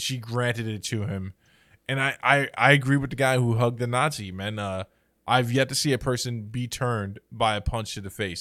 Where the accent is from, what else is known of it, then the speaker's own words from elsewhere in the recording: New York City, New York, United States; also born or lived in Chicago; you and I grew up in the city, right?